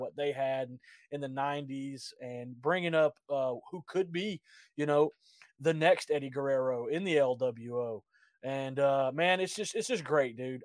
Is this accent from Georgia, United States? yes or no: yes; Georgia, United States; I grew up in Georgia